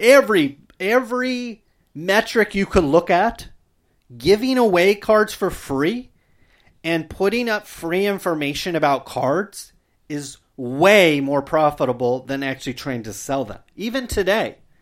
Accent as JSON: {"language": "English", "town": "Stockton", "region": "California", "country": "United States", "tie": "born or raised there", "said": "my hometown, I've seen mentions Stockton itself"}